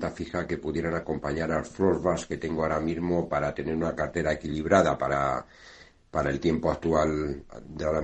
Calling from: Madrid, Community of Madrid, Spain; de Madrid.

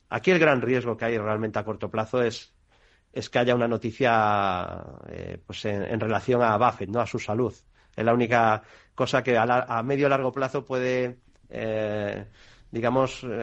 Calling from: Bilbao, Basque Country, Spain; de Bilbao. Buenas tardes.

